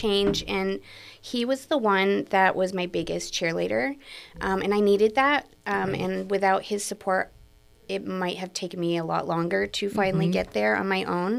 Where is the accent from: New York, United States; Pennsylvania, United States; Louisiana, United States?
New York, United States; now in California, United States; I'm from New York originally